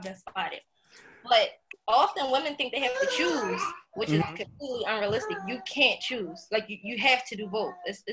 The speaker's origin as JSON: {"language": "English", "town": "Philadelphia", "region": "Pennsylvania", "country": "United States", "tie": "born or raised there", "also_born_or_lived": "Lock Haven", "said": "I'm originally from South Philadelphia. Born and raised. So I lived there my whole entire life until about 17 years old when I went off to college"}